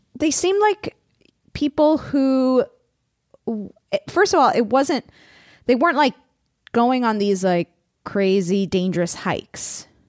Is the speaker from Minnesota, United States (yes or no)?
no; Florida, United States; now in California, United States; I come from Florida